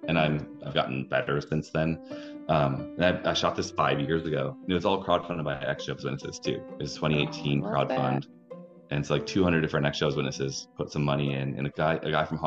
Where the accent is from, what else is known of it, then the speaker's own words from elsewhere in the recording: Wisconsin, United States; moved away as an adult; also born or lived in Minneapolis, Minnesota; I was a musician from Wisconsin